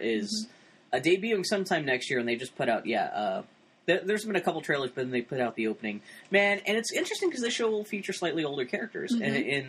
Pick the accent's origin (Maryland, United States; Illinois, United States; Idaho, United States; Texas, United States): Texas, United States; El Paso; born there; Go back, visit Texas, because I was born in El Paso.